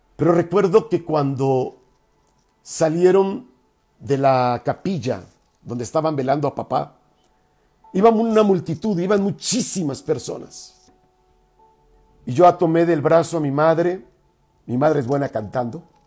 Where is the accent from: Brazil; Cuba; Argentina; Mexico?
Mexico; nosotros como mexicanos, latinoamericanos